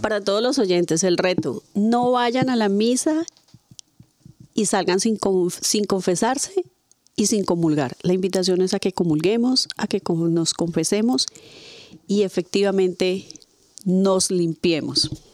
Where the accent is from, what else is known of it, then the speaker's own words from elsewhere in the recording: Padilla, Cauca, Colombia; moved away; en mi pueblo, eh, pues todos, un pueblo pequeño en Colombia que se llama Padilla